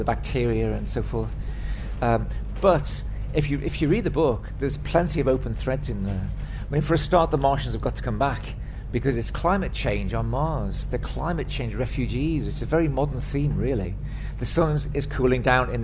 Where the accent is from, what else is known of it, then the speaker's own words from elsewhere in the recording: Liverpool, North West England, United Kingdom; I'm from Liverpool and I went to a good Catholic grammar school there